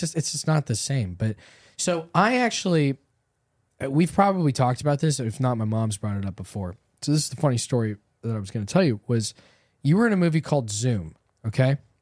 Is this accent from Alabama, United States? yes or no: no; Southern California, United States; Growing up in Southern California, like we both did